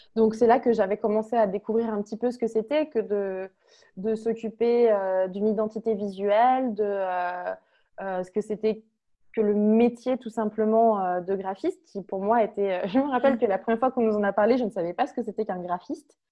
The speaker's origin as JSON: {"language": "French", "town": "Lyon", "region": "Auvergne-Rhône-Alpes", "country": "France", "tie": "born or raised there", "also_born_or_lived": "Toulouse", "moved": "as an adult", "said": "Je viens de Lyon, je suis née à Lyon."}